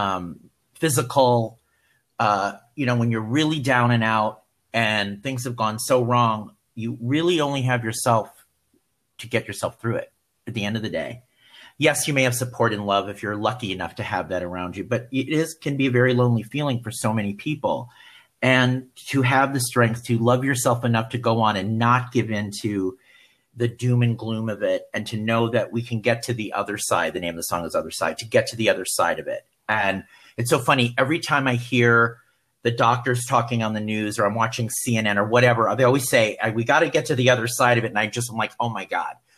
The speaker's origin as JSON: {"language": "English", "town": "Milwaukee", "region": "Wisconsin", "country": "United States", "said": "I'm from Milwaukee"}